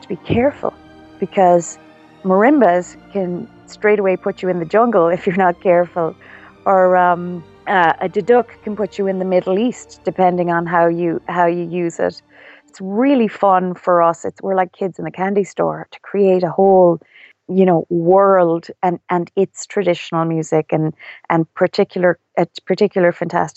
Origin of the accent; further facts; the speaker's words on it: Ireland; I'm Irish